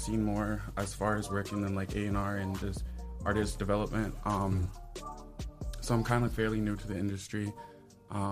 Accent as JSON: {"language": "English", "town": "Toledo", "region": "Ohio", "country": "United States", "tie": "born or raised there", "said": "I'm from East Toledo. Yep, born and raised"}